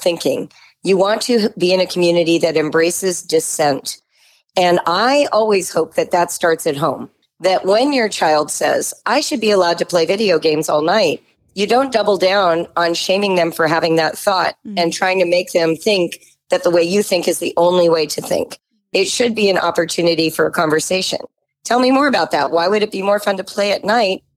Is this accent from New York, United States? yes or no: no; Southern California, United States; I was growing up in Southern California in the 1960s and 70s.